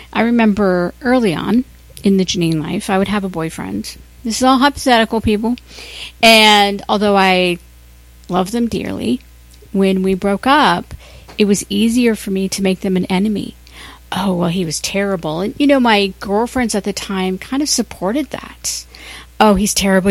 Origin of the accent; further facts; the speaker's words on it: Ohio, United States; now in Los Angeles, United States; I'm from Ohio